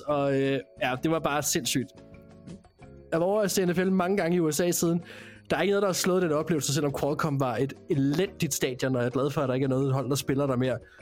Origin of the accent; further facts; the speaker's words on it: Denmark; vi er fra Danmark